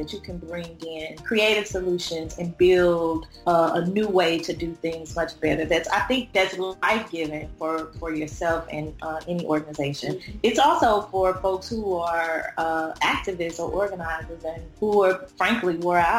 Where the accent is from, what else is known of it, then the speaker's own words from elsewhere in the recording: H-Town, South Louisiana, United States; I am from H-Town, by the way, of South Louisiana